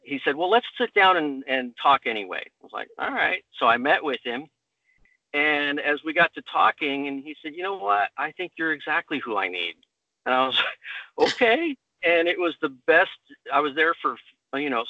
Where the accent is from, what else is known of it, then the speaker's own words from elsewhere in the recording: United States; I was born here in the U.S.